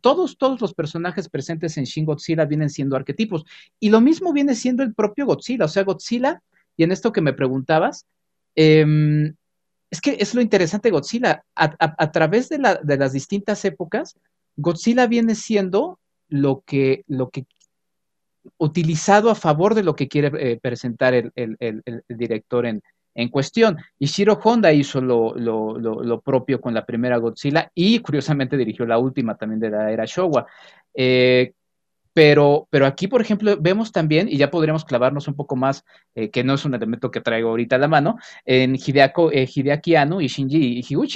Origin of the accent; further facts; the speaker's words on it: Mexico; como mexicanos